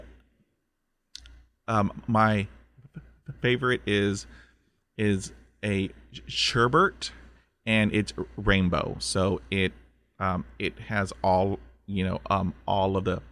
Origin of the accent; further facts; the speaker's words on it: Corpus Christi, Texas, United States; we grew up in Southeast Texas, Corpus Christi